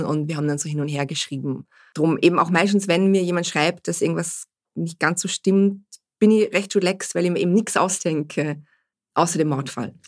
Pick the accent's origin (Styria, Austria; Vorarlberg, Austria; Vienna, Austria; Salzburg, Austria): Vorarlberg, Austria; ich komme aus Vorarlberg